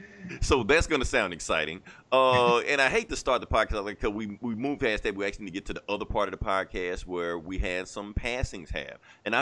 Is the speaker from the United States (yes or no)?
yes; Atlanta, Georgia, United States; I claim Atlanta because, like I said, technically I'm from Atlanta.